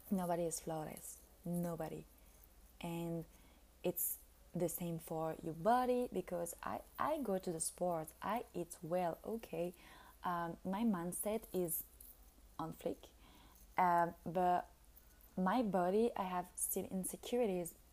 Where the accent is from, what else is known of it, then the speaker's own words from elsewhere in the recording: France; now in Italy; We are, so I came from France and I'm living in Italy